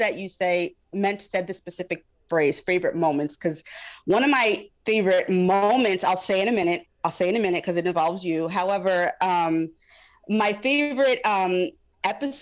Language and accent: English; New York, United States; moved away as an adult; also born or lived in North Carolina; I'm from New York originally, but I was living in North Carolina for a few years. I recently had moved back